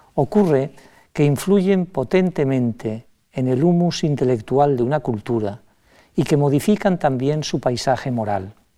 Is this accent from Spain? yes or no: yes; Majorca, Balearic Islands, Spain; como mallorquín